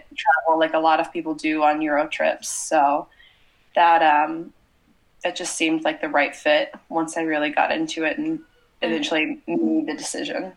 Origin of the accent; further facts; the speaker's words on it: Ohio, United States; moved away as an adult; also born or lived in France; I'm from Ohio in the United States.